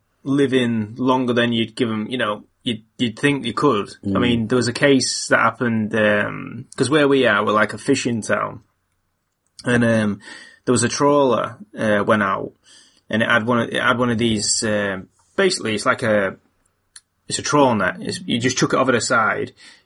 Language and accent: English; United Kingdom; See, me being British